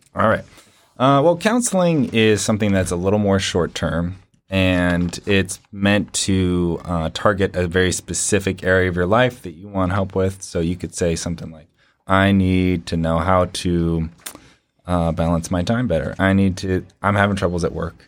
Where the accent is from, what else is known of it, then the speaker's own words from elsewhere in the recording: California, Washington, West Coast, United States; moved away as an adult; now in Ohio, United States; I hail from the East Coast, or West Coast, uh, California, in Washington. I moved out here to Ohio about three years ago